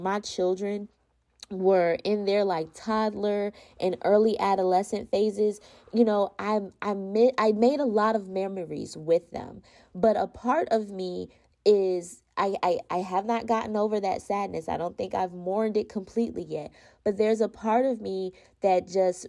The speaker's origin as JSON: {"language": "English", "region": "Florida", "country": "United States", "said": "I'm from Florida, so we don't have mountains in Florida"}